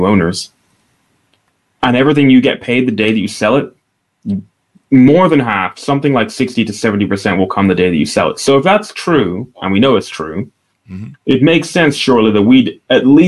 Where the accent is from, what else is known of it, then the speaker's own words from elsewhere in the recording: Aberdeen, Scotland, United Kingdom; I'm from Northeast Scotland. And the town I'm from is a small city called Aberdeen.